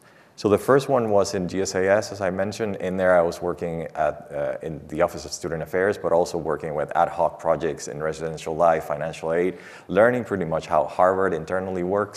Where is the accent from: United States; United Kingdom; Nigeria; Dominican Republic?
Dominican Republic; moved away as an adult; I'm from the Dominican Republic